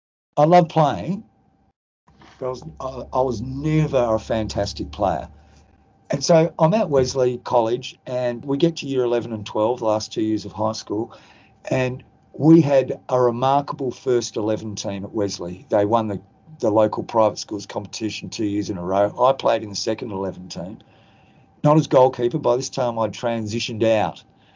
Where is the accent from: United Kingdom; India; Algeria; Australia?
Australia; Perth, Western Australia; born or raised there